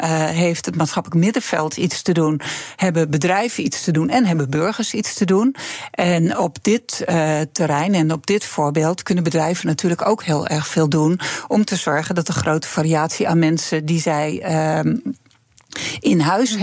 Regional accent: Friesland, Netherlands; moved away as an adult; also born or lived in Groningen; ik ben in Friesland opgegroeid

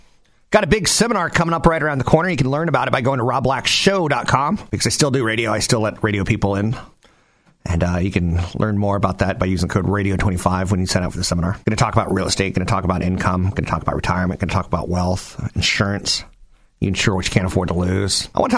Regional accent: East Coast, United States; now in California, United States; You and I grew up on the East Coast

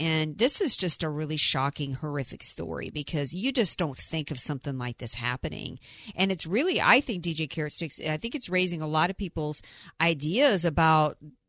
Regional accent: the South, United States; as somebody who spent most of my life growing up in the South around hurricanes

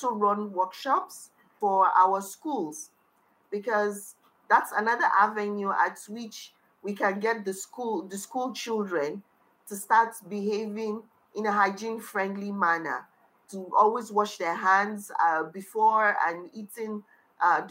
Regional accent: Kano, Kano State, Nigeria; also born or lived in Niger State; I was born and brought up in Kano, but I'm originally from the middle belt of Nigeria, which is from Niger State. I grew up in Kano

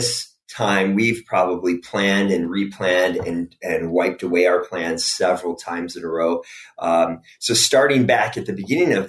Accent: DuPage County, Illinois, United States; I grew up in DuPage County area, so not too far from where you all are

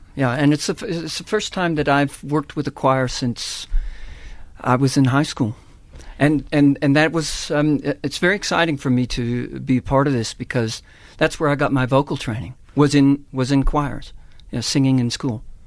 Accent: Texas, United States; moved away as an adult; now in South Africa; That's where I was born and raised in Texas

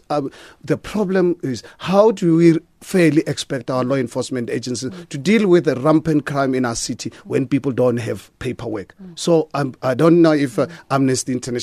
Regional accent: South Africa; as a South African

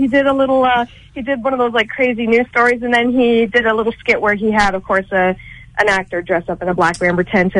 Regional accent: Kitimat, British Columbia, Canada; Okay, so I'm from Kitimat, BC, which is right next door to Terrace with the lottery winner.

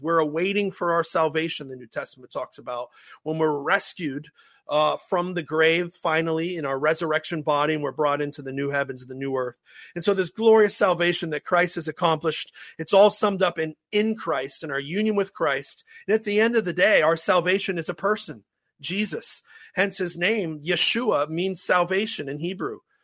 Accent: Pittsburgh, Pennsylvania, United States; accent: Pittsburghese; my Pittsburgh Ease accent

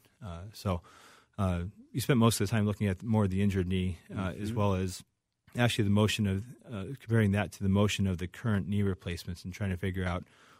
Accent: Chicago, Illinois, United States; So from Chicago originally.

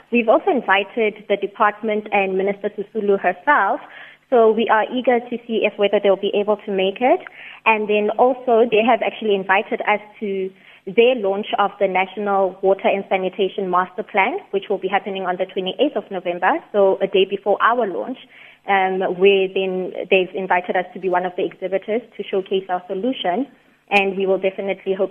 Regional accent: Mahikeng, North West, South Africa; now in Pretoria, South Africa; I am originally from Mahikeng

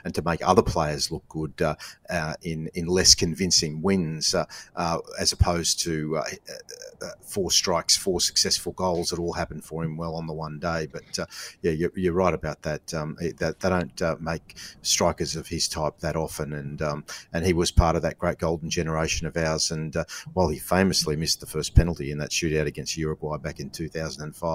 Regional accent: Australia; as Australian football fans

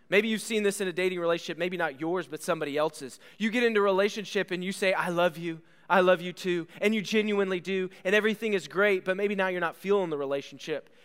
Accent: Bellville, Ohio, United States; moved away; I grew up in Ohio

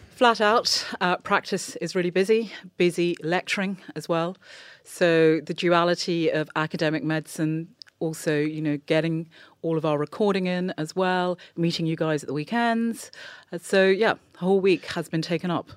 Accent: England, United Kingdom; I was born and growing up in England

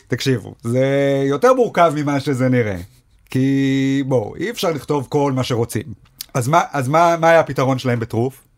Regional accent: Rishon LeZion, Central District, Israel; moved away as an adult; also born or lived in Sderot / Jerusalem; now in Tel Aviv, Israel; כל חיי גדלתי בראשון.

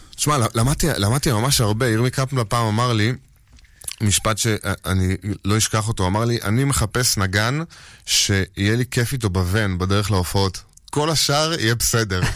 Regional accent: She'ar Yashuv, Northern District, Israel; also born or lived in Tel Aviv; גדלתי כל הזמן בשאר יישוב

